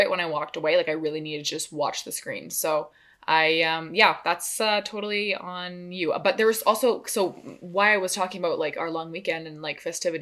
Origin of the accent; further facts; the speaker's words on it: Canada; we're from Canada